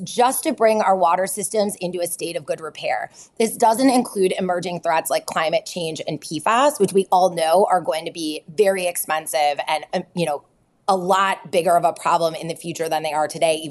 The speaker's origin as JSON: {"language": "English", "area": "between Detroit and Flint, Midwest", "region": "Michigan", "country": "United States", "tie": "born or raised there", "moved": "yes", "said": "I grew up in the Midwest. I grew up halfway between Detroit and Flint"}